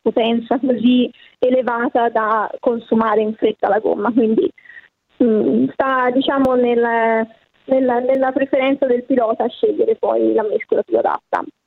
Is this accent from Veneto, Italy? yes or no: no; Florence, Tuscany, Italy; io sono di Firenze